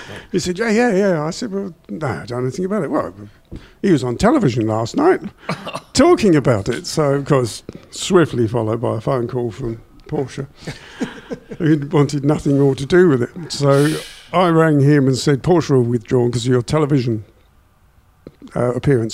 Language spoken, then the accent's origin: English; England, United Kingdom; we're from England